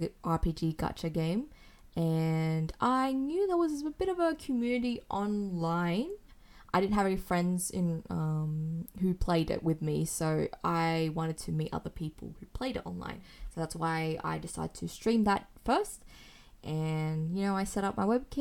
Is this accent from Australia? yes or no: yes; Sydney, New South Wales, Australia; from Sydney, Australia